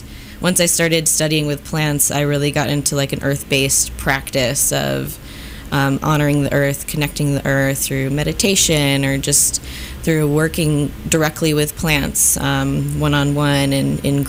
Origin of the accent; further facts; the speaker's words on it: Chicago, Illinois, United States; moved away as an adult; now in Kansas City, United States; I am originally from Chicago